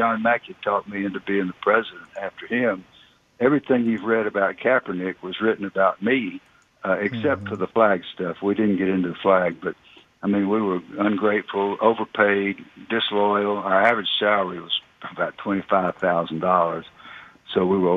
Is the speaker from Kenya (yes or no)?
no; just outside Atlanta, Georgia, United States; accent: Southern; both my wife and I grew up just outside Atlanta